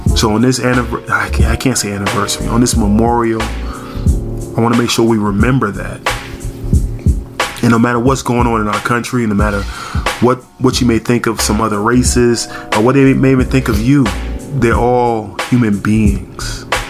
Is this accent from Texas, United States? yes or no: no; New York, United States; we're from New York